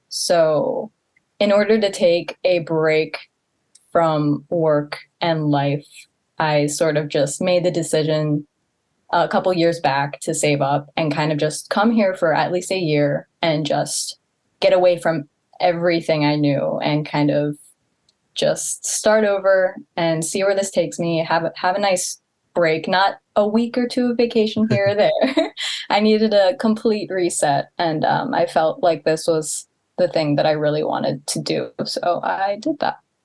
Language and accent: English; Baltimore County, Maryland, United States; moved away as an adult; now in Tokyo, Japan; I grew up in Baltimore County